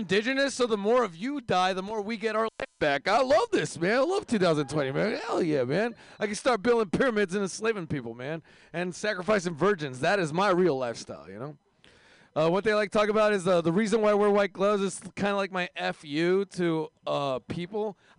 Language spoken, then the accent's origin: English; India; And if you hate my race, I'm from India.